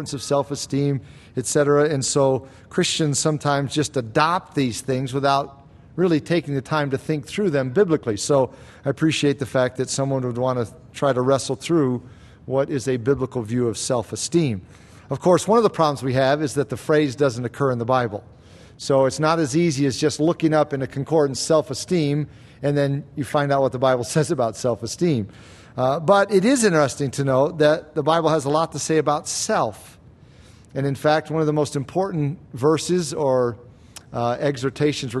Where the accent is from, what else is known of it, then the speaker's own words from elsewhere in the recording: United States; we're American